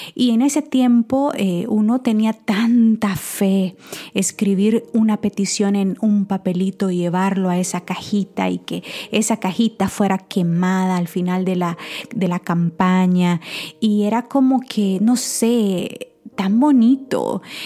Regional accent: San Miguel, El Salvador; en mi país, en San Miguel, eh, bueno, El Salvador, San Miguel era mi pueblo

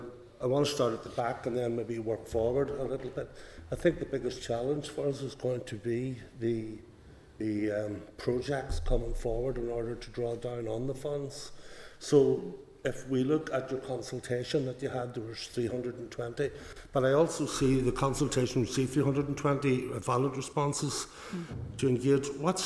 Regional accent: Lagan Valley, Northern Ireland, United Kingdom; I'm from Lagan Valley, so I'll be bringing in a wee personal aspect to it.

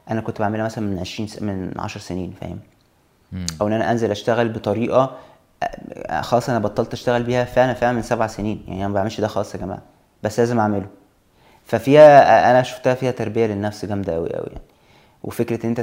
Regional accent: Egypt; moved away as an adult; سبب ان انا سافرت من مصر هو بس فكره التجربه يعني انا عايز اجرب ان انا اخرج شويه بره جو مصر

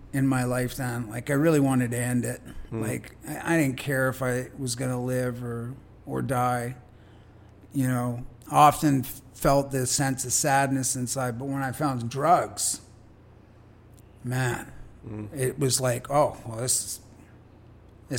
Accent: Richmond, British Columbia, Canada; I grew up in Richmond

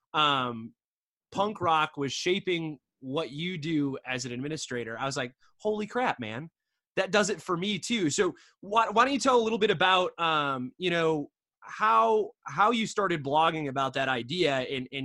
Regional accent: Michigan, United States; moved away; I'm from Michigan originally, right? So I grew up a Midwest punk

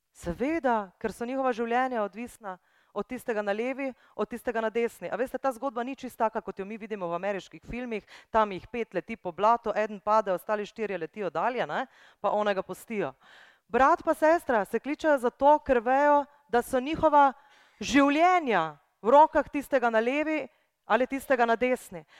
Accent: Brunšvik, Drava, Slovenia; Jaz sem iz Brunšvika, to je ena majhna vas

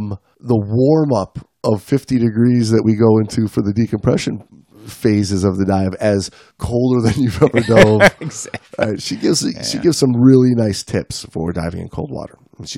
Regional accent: Florida, United States; I grew up diving in Florida as a warm water diver and cave diver.

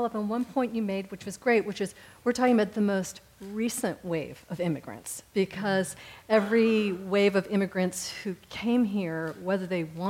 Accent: Houston, Texas, United States; I'm from Houston, Texas

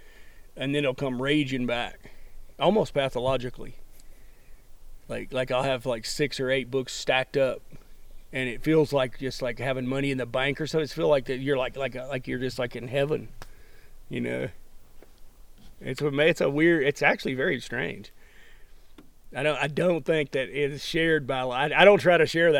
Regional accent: the American South, United States; now in Montana, United States; a Southern American who's now old

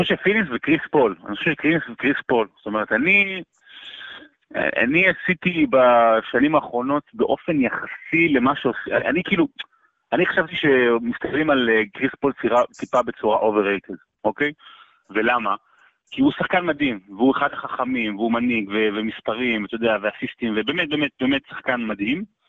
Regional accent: Rehovot, Central District, Israel; נולדתי ברחובות

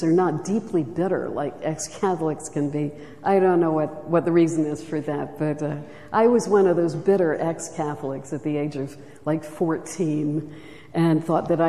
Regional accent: Charleston, South Carolina, United States; I was raised in Charleston, South Carolina, beautiful city

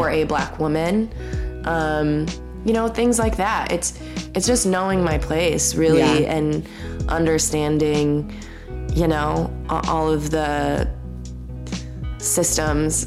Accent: Coon Rapids, Minnesota, United States; I was raised totally in the Lutheran church in Coon Rapids, Minnesota

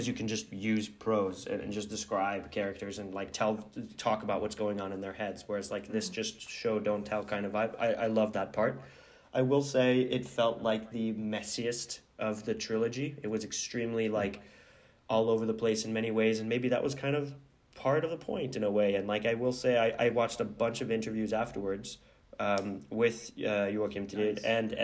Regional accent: Oslo, Norway; I think that it's more about like growing up in Oslo, as I was saying

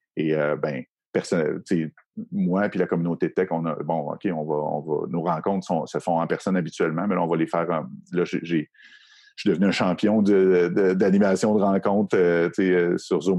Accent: Quebec City, Quebec, Canada; moi, je viens de la région de Québec.

